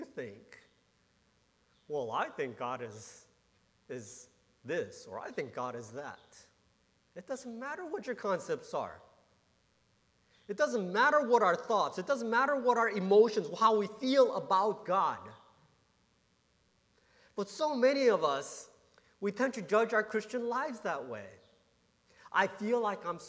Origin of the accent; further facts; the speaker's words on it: Johnston, Rhode Island, United States; also born or lived in Warwick, Rhode Island; I grew up in Providence, Rhode Island. Or Warwick, Rhode Island, Johnston, Rhode Island. Warwick, Rhode Island first, and then moved to Johnston, Rhode Island.